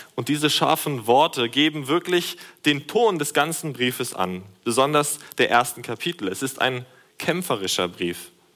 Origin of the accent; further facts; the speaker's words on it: Germany; durch unsere Nationalität als Deutsche des christlichen Europas.